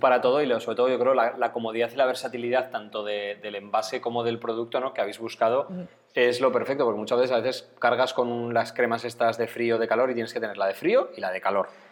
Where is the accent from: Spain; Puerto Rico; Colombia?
Spain; Pamplona, Navarre; aquí los de Pamplona